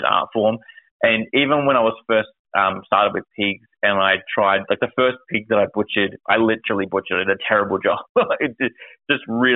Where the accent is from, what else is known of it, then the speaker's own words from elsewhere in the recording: Victoria, Australia; being an Aussie and Australian and a Vic hunter